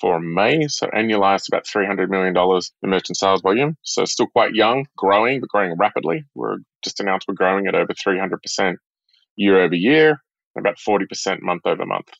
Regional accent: a small town north of Sydney, New South Wales, Australia; moved away as an adult; also born or lived in Singapore; now in San Francisco, United States; I'm from Australia, from a small town north of Sydney. I grew up on the beach

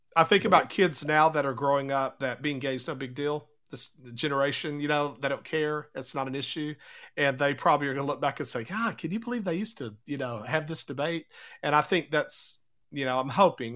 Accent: United States

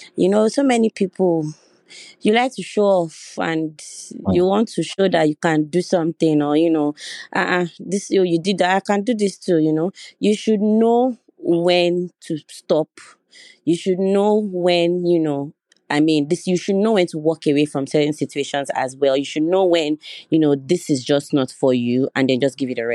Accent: Owu, Ogun State, Nigeria; I'm from Ogun State, Owu to be precise, and yes, I'm an Owu princess

